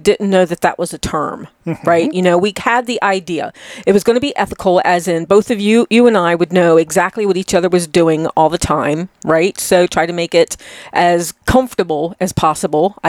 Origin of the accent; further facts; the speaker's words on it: Chesapeake Bay, United States; I'm from the Chesapeake Bay